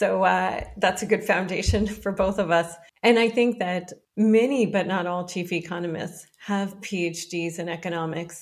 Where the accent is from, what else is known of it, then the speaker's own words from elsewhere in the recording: Washington, District of Columbia, United States; I grew up in Washington, D.C.